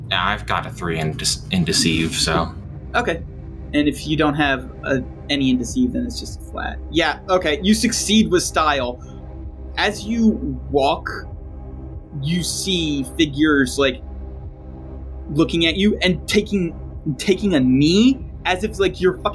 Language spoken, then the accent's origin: English; New Jersey, United States; I'm from Jersey. I'm from the eastern side of hell.